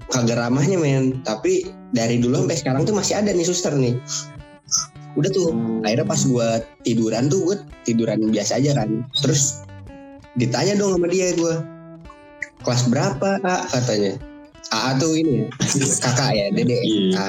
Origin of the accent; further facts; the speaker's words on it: Cirebon, West Java, Indonesia; gue masih di Cirebon kan kampung halaman gue ini